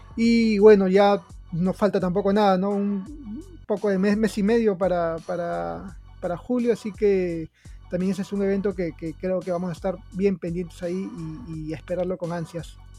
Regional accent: Peru; en Perú estamos

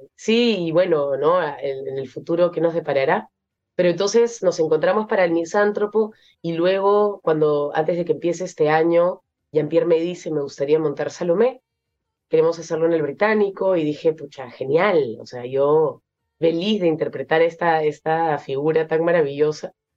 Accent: Peru; moved away as an adult; also born or lived in Lyon, France; yo soy peruana y he vivido toda mi vida en, en, me he criado en el Perú, pero me fui a Francia para estudiar

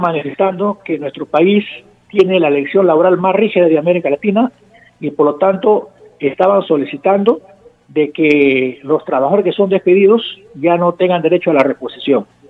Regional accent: Peru; somos los peruanos y peruanas

